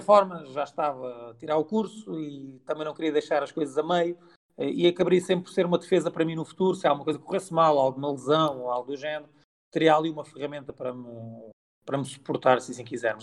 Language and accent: Portuguese; Barreiro, Lisbon, Portugal; nasci em Lisboa, mas sou do Barreiro, nascido, não sou nascido e criado, mas sou criado no Barreiro